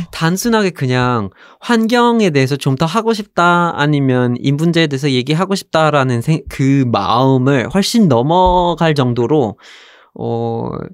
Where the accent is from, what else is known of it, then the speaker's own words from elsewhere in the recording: Vermont, United States; Korean is a second language; moved away as an adult; now in South Korea; 미국에서 자랐고 버몬트에서 자랐고